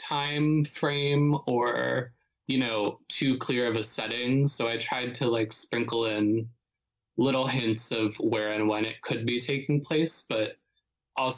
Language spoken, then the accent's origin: English; Youngstown, Ohio, United States; moved away as an adult; now in New York City, United States; I'm from Northeast Ohio. So I'm from a smaller city called Youngstown, which is like about an hour south of Cleveland.